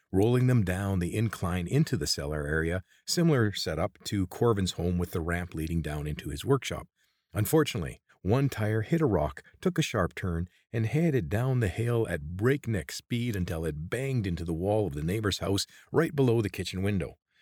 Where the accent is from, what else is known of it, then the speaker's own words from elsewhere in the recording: Creston, British Columbia, Canada; I grew up in Creston, British Columbia